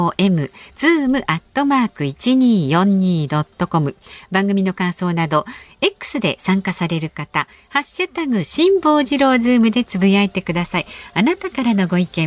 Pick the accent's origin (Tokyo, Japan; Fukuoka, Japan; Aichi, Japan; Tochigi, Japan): Tokyo, Japan; 私は東京出身なん